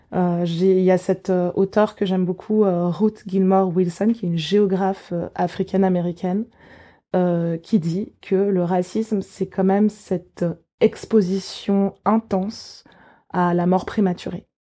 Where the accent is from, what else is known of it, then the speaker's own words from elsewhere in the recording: Geneva, Switzerland; J'ai grandi à Genève. Je suis née à Genève à l'hôpital à l'hôpital universitaire de Genève